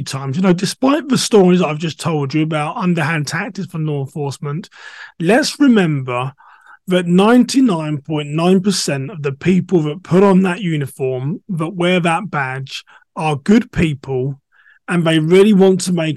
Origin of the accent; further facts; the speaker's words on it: England, United Kingdom; moved away as an adult; now in United States; I'm a black English person living in America.